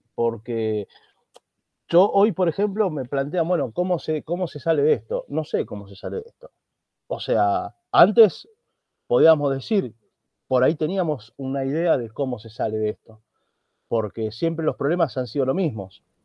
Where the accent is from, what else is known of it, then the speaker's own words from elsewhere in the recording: Argentina; como decimos aquí en Argentina